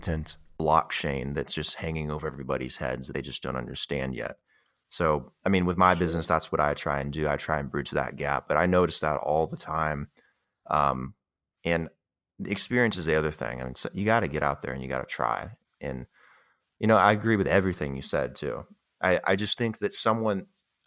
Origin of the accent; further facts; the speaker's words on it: Las Vegas, Nevada, United States; I'm from Vegas